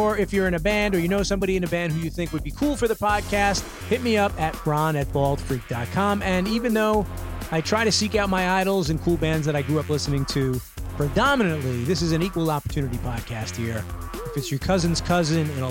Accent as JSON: {"language": "English", "town": "New York City", "region": "New York", "country": "United States", "tie": "born or raised there", "said": "my hometown, specifically Bushwick"}